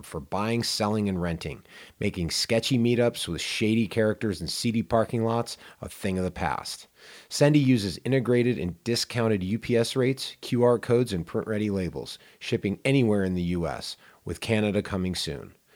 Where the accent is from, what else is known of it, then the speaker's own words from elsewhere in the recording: Pittsburgh, Pennsylvania, United States; now in Lake Tahoe, United States; when I grew up in Pittsburgh, Pennsylvania